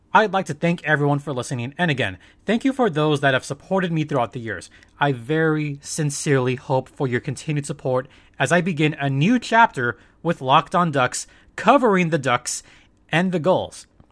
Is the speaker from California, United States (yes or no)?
yes; Southern California, United States; I was born and raised in Southern California.